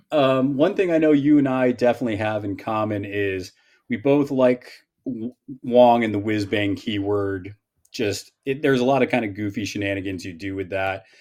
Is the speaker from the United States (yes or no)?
yes; Northeast, United States; I'm from the Northeast